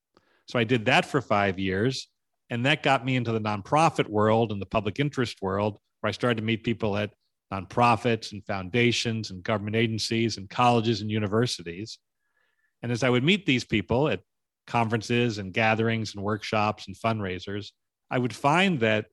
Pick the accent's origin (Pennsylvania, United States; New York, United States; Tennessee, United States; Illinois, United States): New York, United States; White Plains; When I was growing up in White Plains, New York, I grew up like most children of the 50s and 60s watching television.